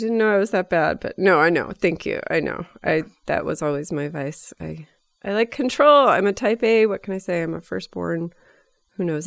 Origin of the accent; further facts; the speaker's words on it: Bay Area, California, United States; our same circles of, uh, growing up in the Bay Area